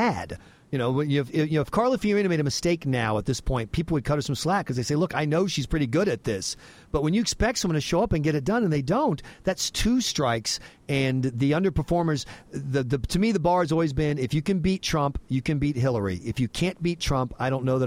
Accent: the South, United States; I had the good fortune of growing up in the South.

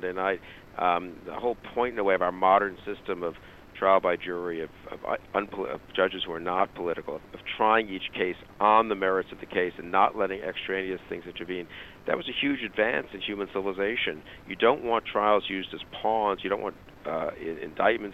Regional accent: United States; as an American

